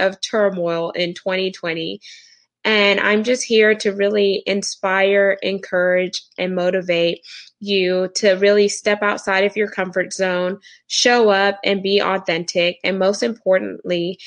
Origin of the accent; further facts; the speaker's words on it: Houston, Texas, United States; I am from Houston, Texas in the U.S. I am first generation American, so Caribbean background